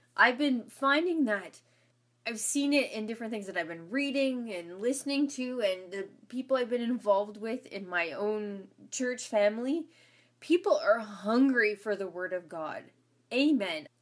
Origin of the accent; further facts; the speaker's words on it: Ontario, Canada; moved away as an adult; also born or lived in Saskatchewan; I was from Ontario